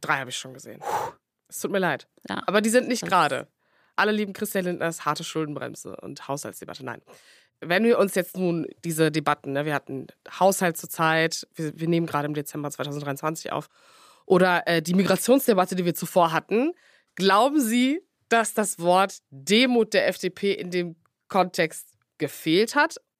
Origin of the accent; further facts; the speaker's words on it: Cologne, North Rhine-Westphalia, Germany; als Kölnerin